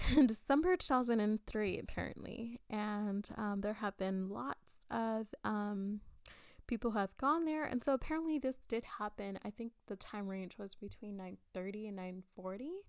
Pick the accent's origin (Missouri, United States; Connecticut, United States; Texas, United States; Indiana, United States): Texas, United States; South; born and raised in South Texas